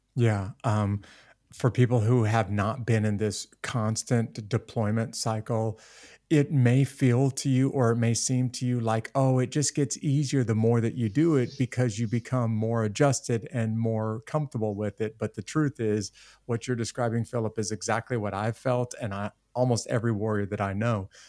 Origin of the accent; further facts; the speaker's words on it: United States; an American citizen